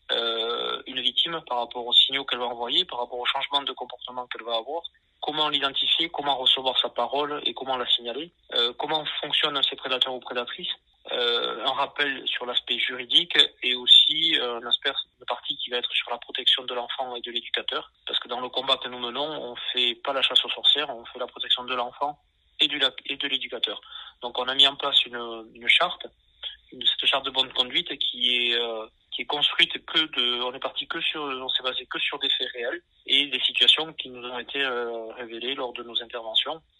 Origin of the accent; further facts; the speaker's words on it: Nouvelle-Aquitaine, France; accent: Landes; parce que l'association est basée dans les Landes, ça s'entend peut-être en mon accent d'ailleurs.